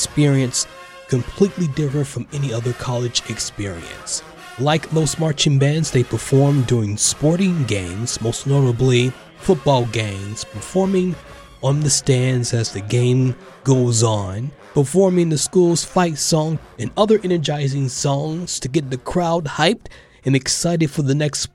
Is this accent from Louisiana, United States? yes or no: no; North Carolina, United States; I grew up in North Carolina